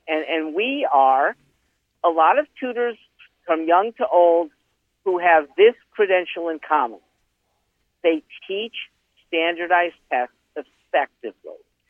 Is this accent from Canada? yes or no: no; West Hartford, Connecticut, United States; West Hartford, Connecticut.